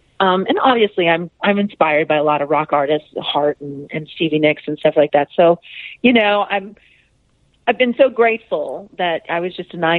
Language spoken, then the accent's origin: English; Norwalk, California, United States; Well, I'm from Norwalk, California, and my interest in music just really began with listening to the radio.